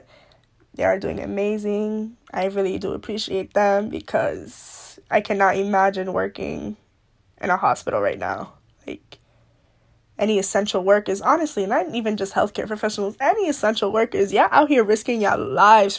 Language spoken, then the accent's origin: English; New York, United States; I'm from New York